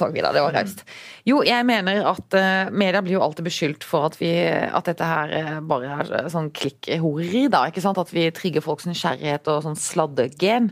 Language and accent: Norwegian; Arendal, Agder, Norway; min hjemby Erndal